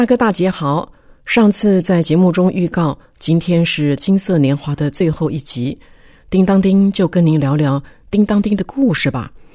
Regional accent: Taiwan; 从小在眷村长大

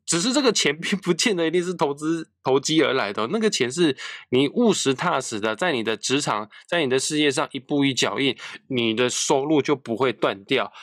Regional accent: Kaohsiung, Taiwan; moved away as an adult; now in Taipei, Taiwan; 我的家乡高雄，是天气非常湿热炎热的一个地方

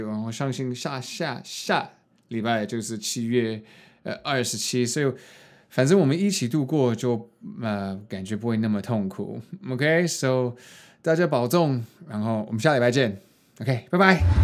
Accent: United States; now in Taiwan; 我没有在，呃，台湾长大，然后受的教育也不是，就是华人的教育，就是在美国，呃，读书

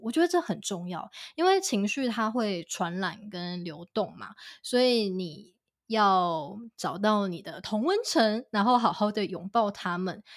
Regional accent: Kaohsiung, Taiwan; also born or lived in London, United Kingdom; 我自己作为高雄人

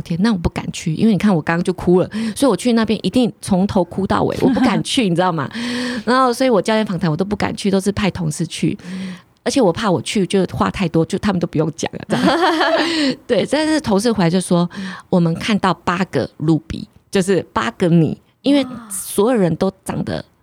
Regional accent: Pingtung, Pingtung County, Taiwan; 我是屏东人嘛

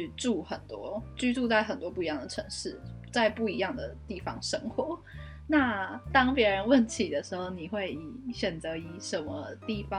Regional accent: Changhua County, Taiwan; 所以一开始我进大学的时候，我最常说的就是，嗯，我住在彰化，但是我台读台中的学校，就是一个非常有点像是文不对题的概念吧。

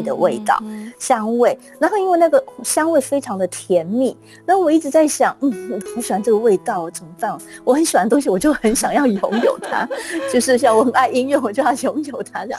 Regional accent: Kaohsiung, Taiwan; moved away; also born or lived in United Kingdom; 我在来自高雄啊，然后是这是一个有海洋的城市真的。

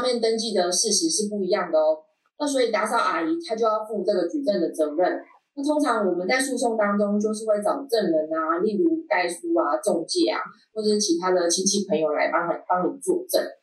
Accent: Taiwan; 我们台湾人

